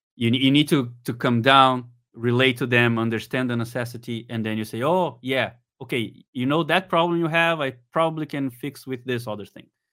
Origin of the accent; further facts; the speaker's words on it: Brazil; I'm from Brazil.